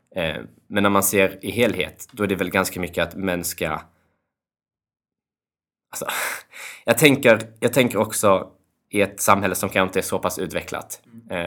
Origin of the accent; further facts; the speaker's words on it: Kosovo; jag kommer från Kosovo